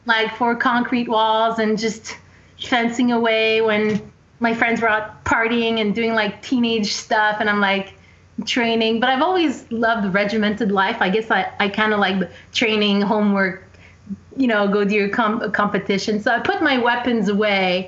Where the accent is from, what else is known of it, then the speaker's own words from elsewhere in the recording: Montreal, Quebec, Canada; I'm from Montreal, Quebec, born and raised.